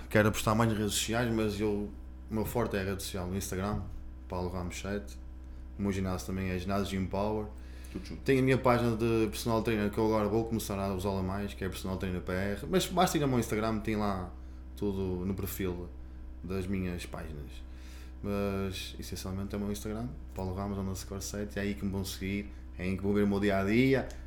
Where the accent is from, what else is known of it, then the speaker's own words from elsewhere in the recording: Gondomar, Porto District, Portugal; Eu sou do Porto, mas Vieste gosto muito de a minha terra, Porto, que é Gondomar.